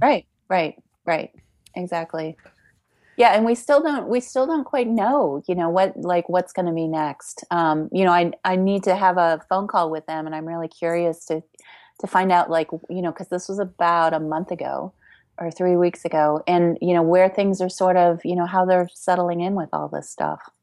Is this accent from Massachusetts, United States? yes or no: no; Chicago, Illinois, United States; I grew up in Chicago